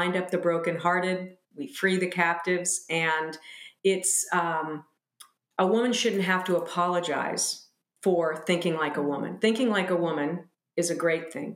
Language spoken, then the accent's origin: English; United States; we American women